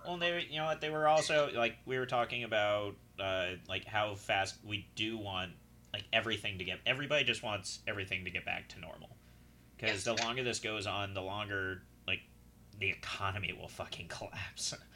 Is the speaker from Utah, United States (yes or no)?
yes; Utah, United States; moved away; growing up in Utah, I've been prepping for this shit my whole life